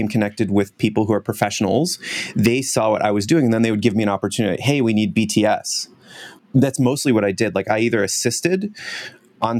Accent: United States; moved away as an adult; also born or lived in Hong Kong; now in Vancouver, Canada; I'm originally from the States, so now I'm Canadian

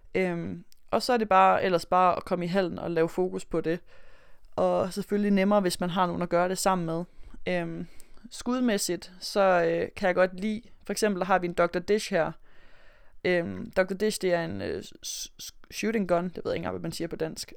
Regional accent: Aarhus, Central Denmark Region, Denmark; moved away as an adult; also born or lived in Melbourne, Australia; nu er jeg jo fra Aarhus af

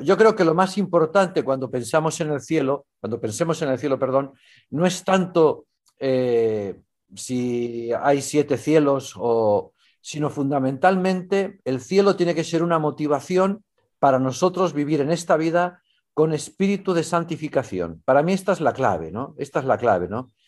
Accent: Valencian Community, Spain; moved away as an adult; also born or lived in Mexico / Chile / Italy / Rome

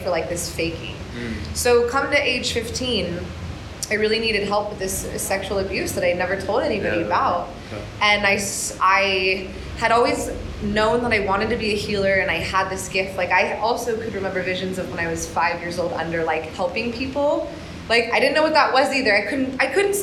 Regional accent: Orange County, California, United States; moved away as an adult; now in Bali, Indonesia; I am originally from Orange County, and I moved to Bali in 2012

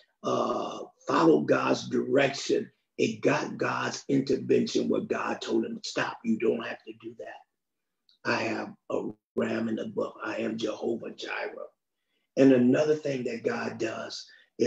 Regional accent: United States; I'm from the United States

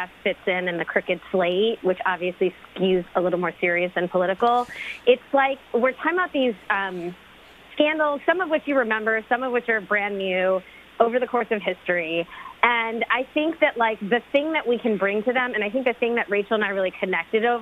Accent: Cleveland, Ohio, United States; I grew up in Cleveland, and that's kind of, it's just sports is so integral to the culture of that city

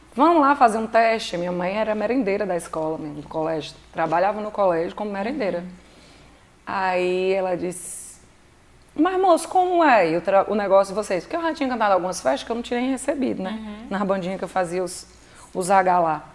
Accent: Lajedo, Pernambuco, Brazil; moved away; also born or lived in Ceará; Lá onde eu nasci, em Lagedo, Pernambuco. Eu sou pernambucana

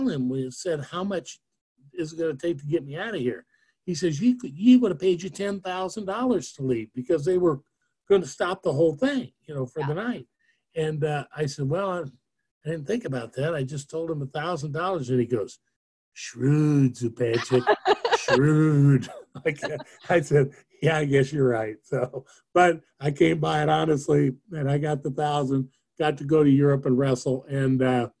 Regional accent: Nashville, Tennessee, United States; I was from Nashville, not right there, and I wasn't the town hero by any stretch

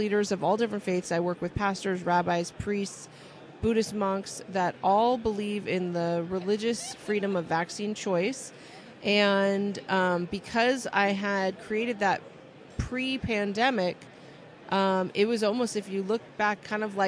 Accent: California, United States; I've born and raised in California

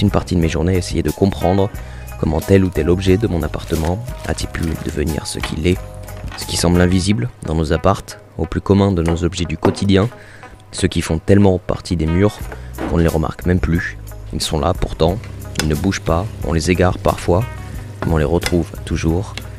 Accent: Limoges, Nouvelle-Aquitaine, France; now in Paris, France; je vis à Paris mais je suis originaire de Limoges

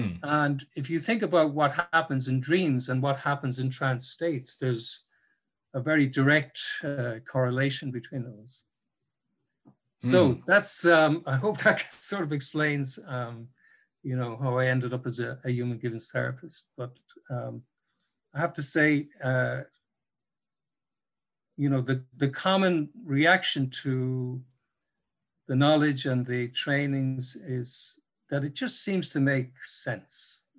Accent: Cork, Munster, Ireland; now in Dublin, Ireland; when I moved to Dublin from Cork, when I first arrived in Dublin in the 90s

